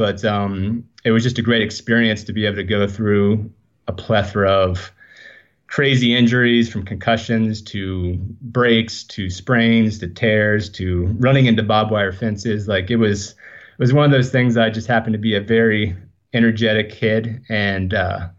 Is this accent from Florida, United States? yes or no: yes; Leesburg, Florida, United States; now in Venice, California, United States; I was born in Leesburg, Florida. So I don't think it's a place that many people have ever heard of. But yeah, I was born in Central Florida area.